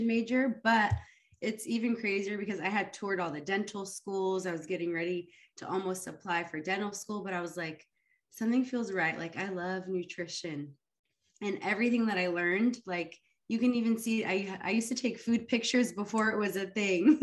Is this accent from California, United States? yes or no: yes; Fresno, California, United States; first language Arabic; English is a second language; I'm from Fresno, California.